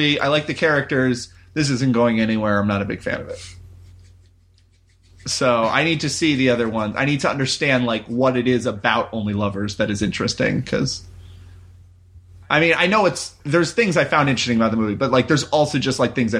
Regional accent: Naperville, Illinois, United States; Oh, awesome. Yeah, I grew up in Naperville.

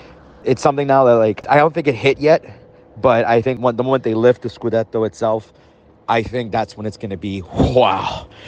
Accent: Montreal, Quebec, Canada; I'm from Montreal, Canada.

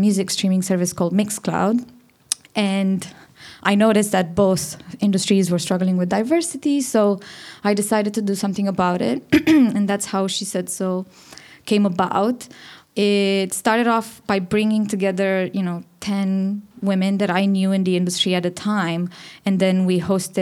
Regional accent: Romania; moved away; I'm from Romania and I'm the founder of She Said So.

